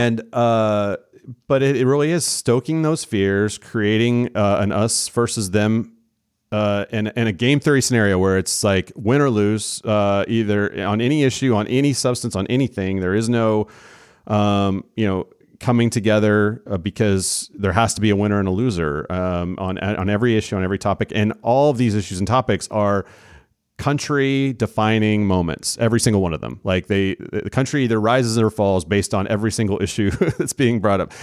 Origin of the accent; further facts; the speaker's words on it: Oklahoma, United States; moved away as an adult; now in Texas, United States; in Oklahoma, my home state where I'm from, I've been in Texas for the last twenty or so years